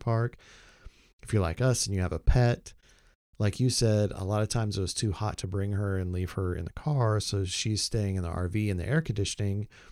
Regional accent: Oklahoma, United States; moved away; also born or lived in Texas; growing up in Oklahoma, living a long time in Texas

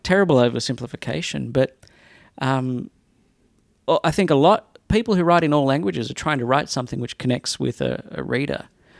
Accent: Australia; moved away as an adult; also born or lived in Sydney; now in Los Angeles, United States

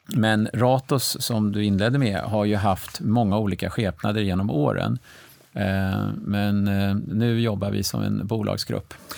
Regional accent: Stockholm, Stockholm County, Sweden; jag är faktiskt född i Stockholm 1960

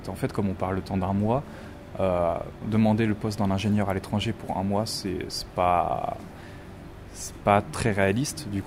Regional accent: Île-de-France, France; Moi, je suis région parisienne, mais vraiment du côté campagne, vraiment dans le sud de, Paris. Je, suis pas de Paris même.

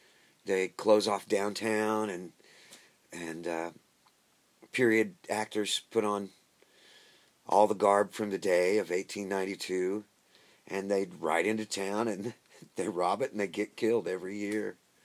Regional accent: Coffeyville, Kansas, United States; moved away as an adult; Three brothers lying dead in Coffeyville. That's my hometown.

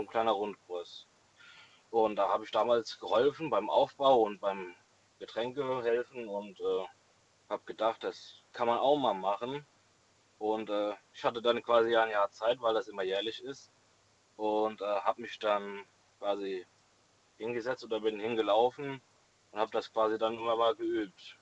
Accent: Rettert, Rhineland-Palatinate, Germany; ich komme aus Rettert, in der Nähe von äh, ja, Dietz, Limburg, die Ecke

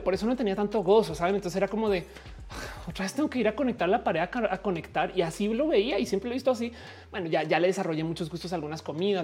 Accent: Colombia; now in Mexico; Yo, como colombiana

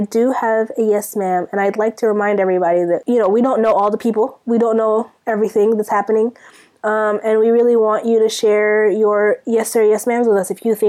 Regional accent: Sudan; now in United States; I'm from Sudan.

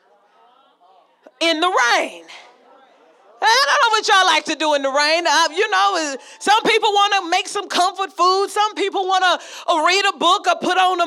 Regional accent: Las Vegas, Nevada, United States; I'm from Vegas.

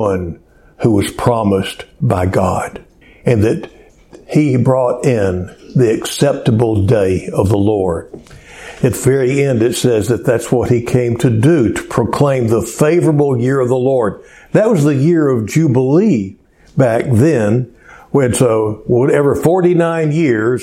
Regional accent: Cleveland, Texas, United States; also born or lived in Houston, Texas; my hometown in Cleveland, just 45 miles

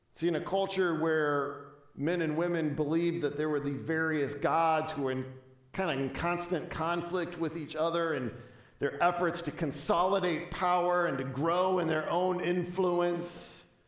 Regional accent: Chicago, Illinois, United States; I was from the Chicagoland area

